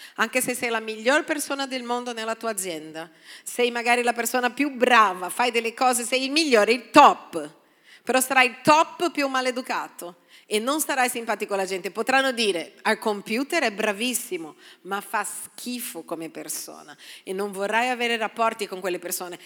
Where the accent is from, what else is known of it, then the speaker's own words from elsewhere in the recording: Brazil; now in Italy; Sono brasiliana